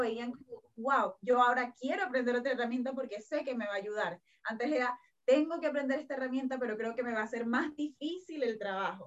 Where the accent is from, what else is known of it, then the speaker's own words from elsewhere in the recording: Venezuela; now in Chile; yo soy de Venezuela